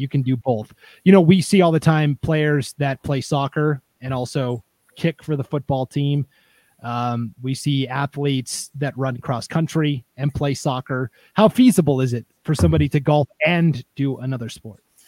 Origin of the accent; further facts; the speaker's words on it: Montana, United States; moved away; where I grew up in Montana